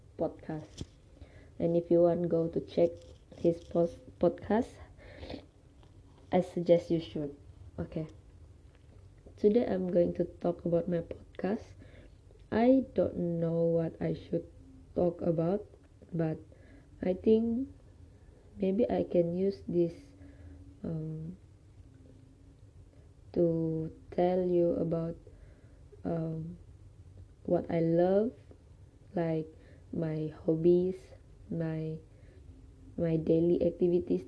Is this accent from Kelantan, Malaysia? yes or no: no; Sabah, Malaysia; I study in UPSI and I am genuinely from Sabah